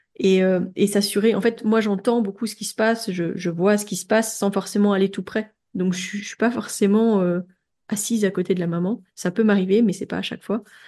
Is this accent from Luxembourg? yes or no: no; France; moved away as an adult; now in Belgium; je suis française